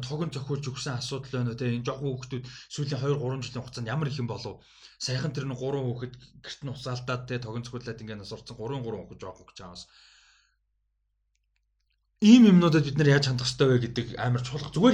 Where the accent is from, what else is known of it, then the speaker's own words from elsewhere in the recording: Mongolia; би Монгол өсөж байхдаа